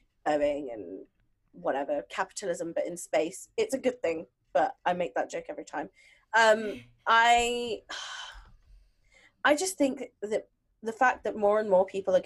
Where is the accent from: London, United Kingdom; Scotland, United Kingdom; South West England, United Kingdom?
London, United Kingdom; born and brought up in London